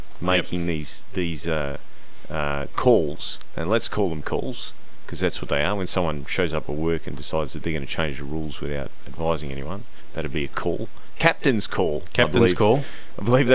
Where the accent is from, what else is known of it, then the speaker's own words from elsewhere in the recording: Western Australia, Australia; I might be Italian descent, but I'm Australian